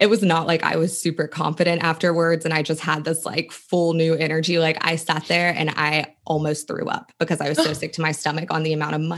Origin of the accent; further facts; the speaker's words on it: West Virginia, United States; moved away; I went to college. I was from West Virginia